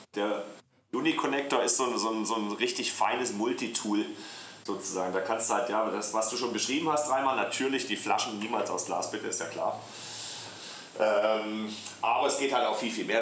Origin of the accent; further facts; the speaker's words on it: Black Forest, Baden-Württemberg, Germany; accent: Swabian; moved away as an adult; also born or lived in Deister, Lower Saxony; mein Ursprung, ich weiß nicht, ob ich es dir schon mal erzählt hatte, ist ja der Schwarzwald